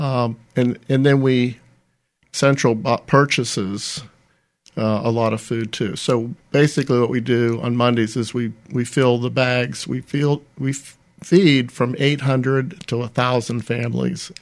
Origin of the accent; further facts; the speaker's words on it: Ambridge, Pennsylvania, United States; moved away as an adult; also born or lived in Florida / Winston-Salem, North Carolina; now in Mobile, United States; when I came out of high school at Ambridge High School, I relocated to Florida for college and never returned